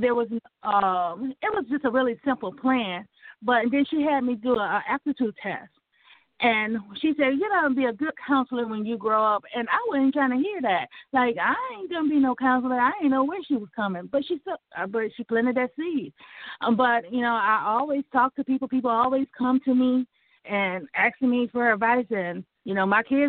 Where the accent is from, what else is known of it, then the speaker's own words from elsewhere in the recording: Lansing, Michigan, United States; I grew up in Lansing, Michigan